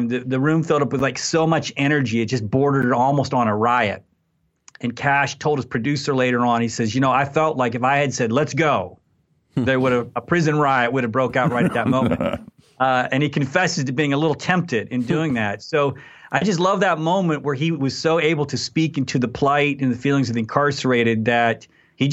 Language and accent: English; Abilene, Texas, United States; my hometown here in Abilene